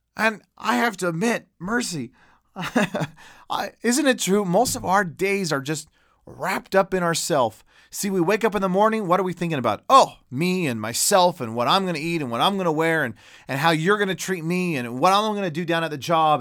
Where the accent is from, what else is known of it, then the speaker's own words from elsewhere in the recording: United States; an American Christian